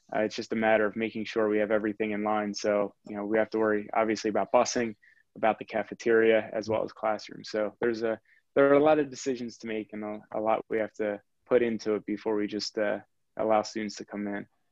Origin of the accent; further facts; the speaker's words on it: Quakertown, Pennsylvania, United States; I grew up in Quakertown and wanted to stay local